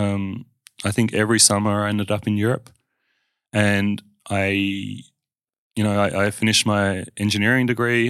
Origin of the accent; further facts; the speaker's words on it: Perth, Western Australia, Australia; I grew up in Armidale, um, which sounds scary, but it was awesome childhood